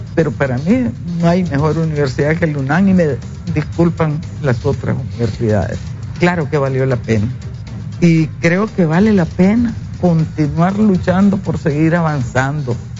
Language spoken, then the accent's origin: Spanish; Rancho Grande, Matagalpa, Nicaragua; moved away; allá en mi pueblo, en el norte, allá por Rancho Grande